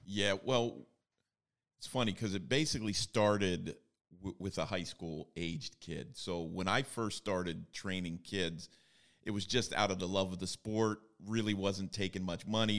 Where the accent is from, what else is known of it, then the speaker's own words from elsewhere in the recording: Bloomsburg, Pennsylvania, United States; I was, uh, born and raised in Bloomsburg, Pennsylvania